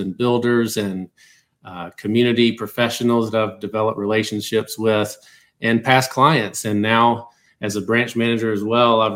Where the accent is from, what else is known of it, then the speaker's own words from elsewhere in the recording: South Georgia, United States; moved away as an adult; now in Atlanta, United States; I'm a Georgia guy. I've always lived in Georgia. I'm from South Georgia